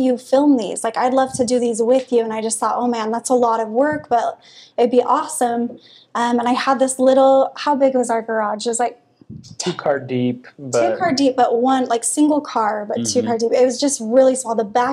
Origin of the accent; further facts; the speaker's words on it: Holladay, Utah, United States; also born or lived in Midvale; I grew up in Holiday. My parents still live there right behind Olympus